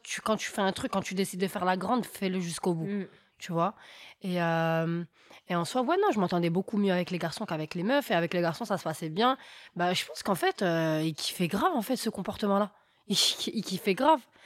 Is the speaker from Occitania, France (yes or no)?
no; Argenteuil, Île-de-France, France; also born or lived in Paris; Et à Argenteuil, bah, ma vie a été normale. Hein, école, on sortait en bas au parc avec mes copines.